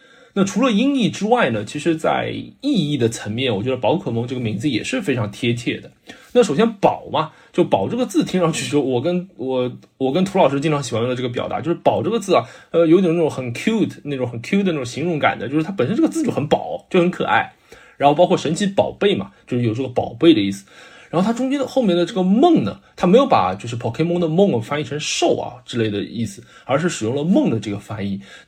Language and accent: Chinese; China; 如果用我们中国人翻译当中讲究的信达雅来说的话，我觉得基本都符合的啊。